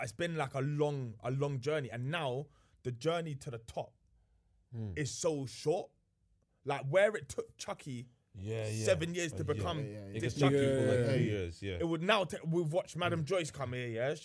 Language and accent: English; London, United Kingdom; I'm from Grove, innit?